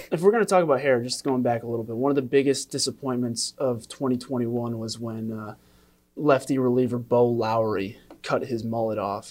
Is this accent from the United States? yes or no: yes; Western New York, United States; I'm from Western New York